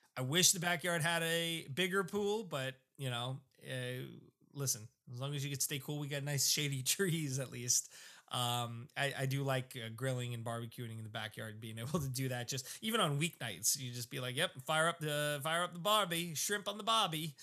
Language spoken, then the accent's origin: English; South Shore, Long Island, New York, United States; I grew up on the South Shore, so I loved my South Shore beaches